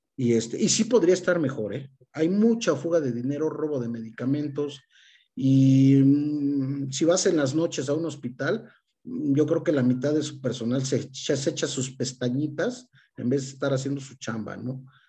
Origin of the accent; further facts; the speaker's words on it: Mexico; nosotros como mexicanos